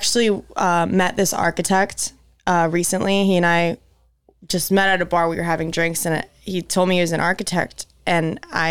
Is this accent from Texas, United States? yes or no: no; Tampa, Florida, United States; I'm from Tampa.